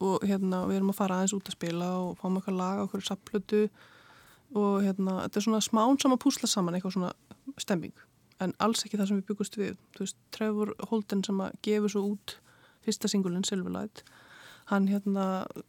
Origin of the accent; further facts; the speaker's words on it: Keflavík, Southern Peninsula, Iceland; also born or lived in London; now in Hafnir, Iceland; ég kem frá Keflæk